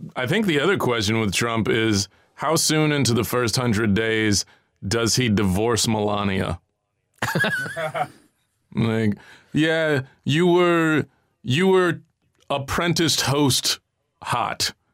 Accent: United States; I feel a little inferior as an American

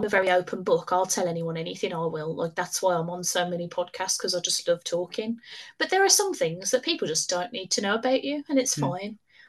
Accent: United Kingdom; That was me being very British, because I'm not really very all right.

